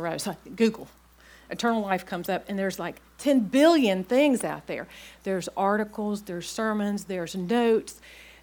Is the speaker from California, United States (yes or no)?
no; Blacksburg, Virginia, United States; moved away as an adult; also born or lived in Clemson, South Carolina / Norfolk, Virginia; I grew up in Blacksburg, Virginia